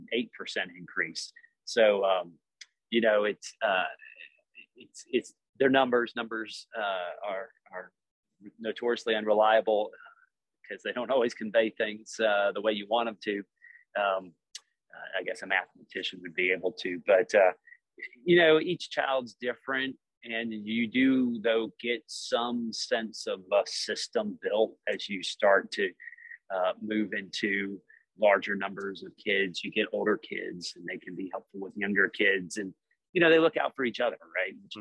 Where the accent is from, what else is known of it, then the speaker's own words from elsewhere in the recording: Georgia, United States; So born and raised in Georgia. Other than military stuff, pretty much lived here my whole life.